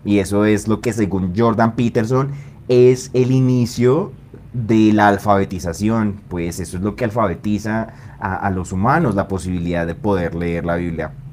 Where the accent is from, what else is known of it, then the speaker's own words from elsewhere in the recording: Bogotá, Colombia; yo soy bogotano de acá